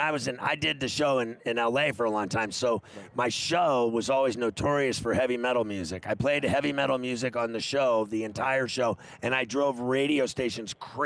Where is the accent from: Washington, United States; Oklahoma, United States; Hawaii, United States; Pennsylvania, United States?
Pennsylvania, United States; Pittsburgh; when I grew up in Pittsburgh, my dad worked at U.S. Steel